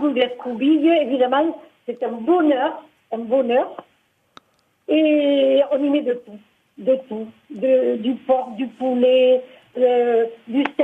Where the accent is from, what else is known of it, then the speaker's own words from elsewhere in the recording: Occitania, France; je suis occitane